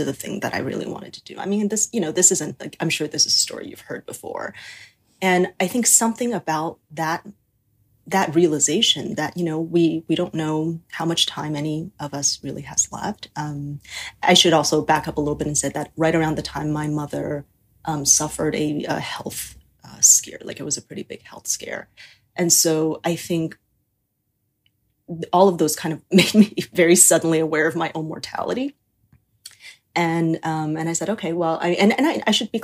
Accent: Taiwan; I was born and raised in Taiwan

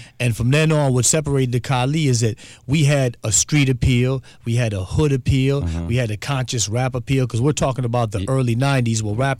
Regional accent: Milwaukee, Wisconsin, United States; also born or lived in Madison, Wisconsin; in 85 I moved from Milwaukee to Madison.

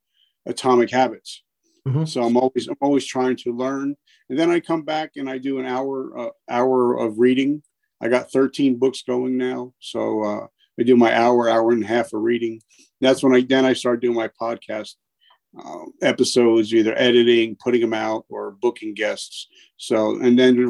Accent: New Jersey, United States; I'm from New Jersey, dirty Jersey. And I've lived here

